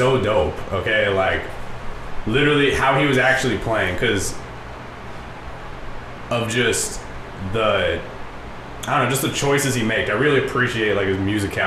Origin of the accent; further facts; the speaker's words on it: Orange, California, United States; now in Santa Ana, United States; my address has always been Santa Ana, and I grew up in Orange